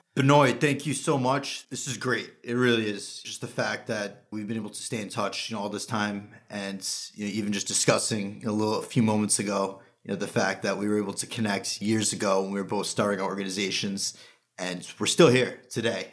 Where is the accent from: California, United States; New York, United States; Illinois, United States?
New York, United States; Long Island; relocated back to the greater Long Island area. That's where I'm from, born and raised